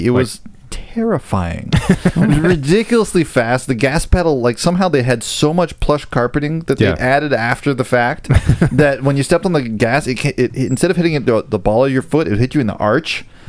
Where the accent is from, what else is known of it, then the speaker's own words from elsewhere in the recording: Seattle, Washington, United States; I grew up in Seattle, where everybody drove a Volvo 240 or a Subaru.